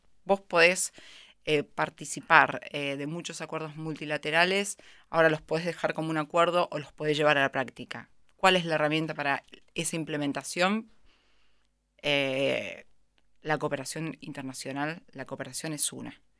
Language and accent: Spanish; Argentina; Creo que a nosotros como argentinos y a mí como profesional de la cooperación internacional también nos pegó muy fuerte